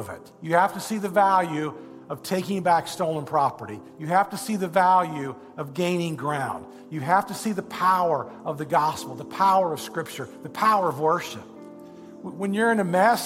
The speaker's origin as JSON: {"language": "English", "region": "Indiana", "country": "United States", "said": "I'm a boy from Indiana."}